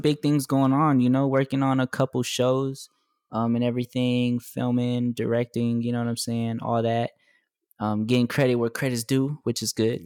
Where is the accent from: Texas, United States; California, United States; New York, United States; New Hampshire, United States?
Texas, United States; moved away; I'm from Texas as well